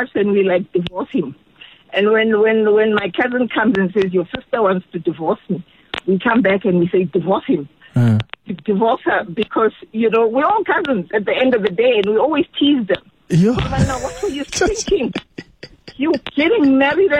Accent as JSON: {"language": "English", "town": "Soweto", "region": "Gauteng", "country": "South Africa", "lives_now": "Johannesburg, South Africa", "said": "I'm from Deep Kloof."}